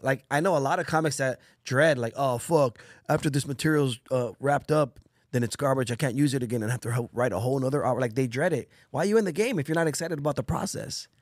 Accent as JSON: {"language": "English", "town": "Bell Gardens", "region": "California", "country": "United States", "tie": "born or raised there", "also_born_or_lived": "Orange County, California", "said": "in Bell Gardens, where I grew up in Los Angeles, California"}